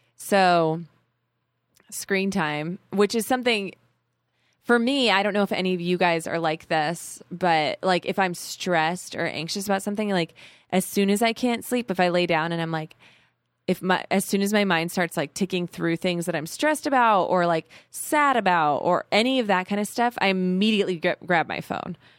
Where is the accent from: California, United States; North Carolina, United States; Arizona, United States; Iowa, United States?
Arizona, United States; I was born in Arizona